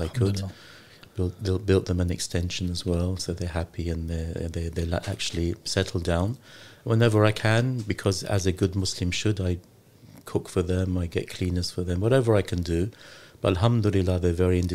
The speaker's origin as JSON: {"language": "English", "region": "London", "country": "United Kingdom", "tie": "born or raised there", "also_born_or_lived": "Lahore, Pakistan", "moved": "yes", "said": "I was born in Lahore in Pakistan, yeah. But I was raised in London. I came here when I was one."}